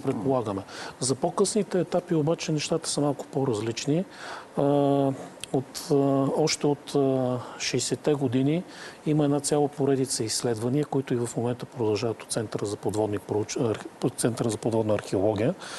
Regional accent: Varna, Varna Province, Bulgaria; ние като варненци

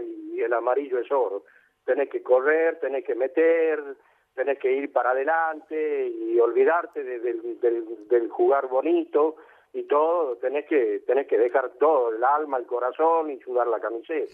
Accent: Tucumán, Argentina; moved away; me crié en Tucumán

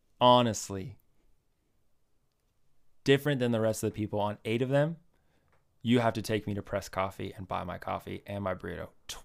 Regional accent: New York, United States; I'm from New York. That's how Paul always talks.

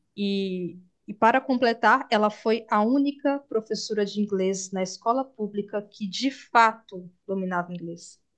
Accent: Brazil; nós brasileiros

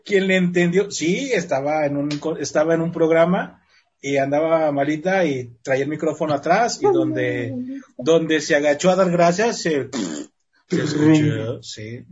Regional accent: Mexico; como mexicanos

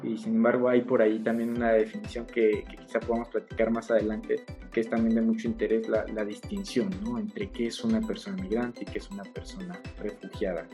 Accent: Michoacán, Mexico; now in Querétaro, Mexico; Yo propiamente soy, por ejemplo, de Michoacán

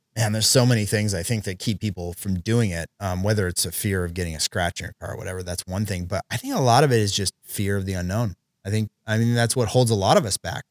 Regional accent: Oregon, United States; my buddy Chris and I, who we grew up together in Oregon

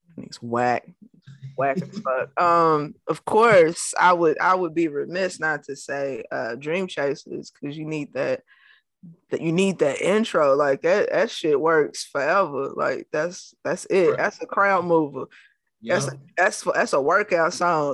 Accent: Louisville, Kentucky, United States; I'm from Louisville

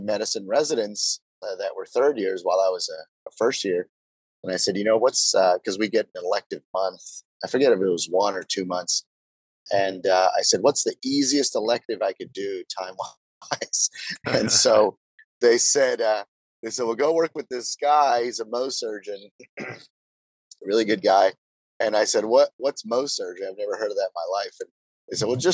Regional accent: Brownsville, Texas, United States; moved away as an adult; also born or lived in Notre Dame, Indiana; I'm originally from South Texas. It's a border town called Brownsville, Texas, which is famous for being one of the poorest cities in America.

